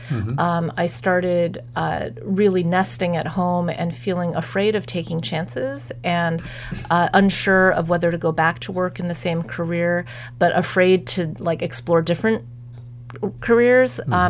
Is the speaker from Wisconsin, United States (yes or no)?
no; Columbia, Missouri, United States; born there; So, I was born in Columbia, Missouri.